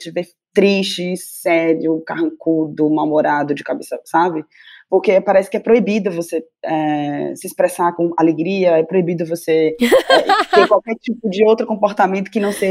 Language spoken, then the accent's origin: Portuguese; Bahia, Brazil; now in São Paulo, Brazil; E eu acho que ser uma baiana em São Paulo, né? Então é o sotaque, é esse corpo volumoso, é esse cabelo.